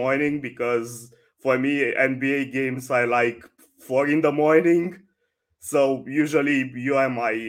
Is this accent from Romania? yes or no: yes; Romania; I'm from Romania.